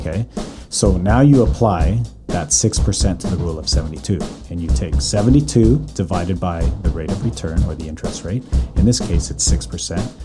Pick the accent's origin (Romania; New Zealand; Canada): Canada; Calgary, Alberta; now in North Vancouver, Canada; born and raised in Calgary. Currently living in North Vancouver